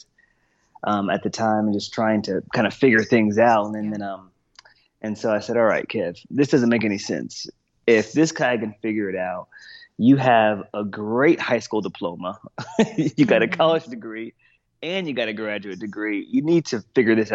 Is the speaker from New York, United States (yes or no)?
no; Texas, United States; also born or lived in Boston, Massachusetts; I'm from Texas.